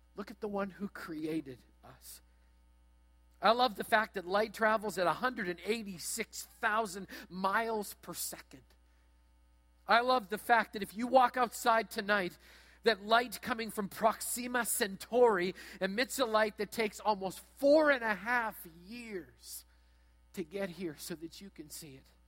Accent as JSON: {"language": "English", "town": "Brandon", "region": "Manitoba", "country": "Canada", "tie": "born or raised there", "said": "as you enter into my hometown, you're going to go past a hotel, past a car lot"}